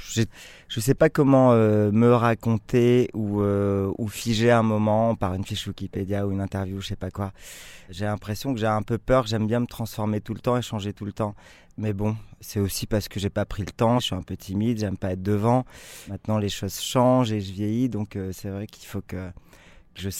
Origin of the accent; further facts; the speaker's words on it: Lesquin, Hauts-de-France, France; born there; also born or lived in Calais / Marseille / Aix-en-Provence; Alors je suis né à Léquin, aéroport de Léquin, près de Lille, en 72.